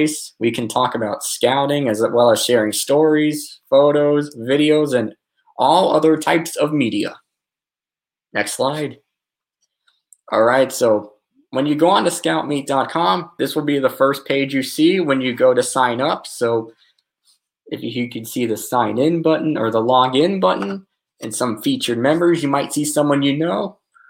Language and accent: English; Atlanta, Georgia, United States; I'm from Atlanta, Georgia, of the United States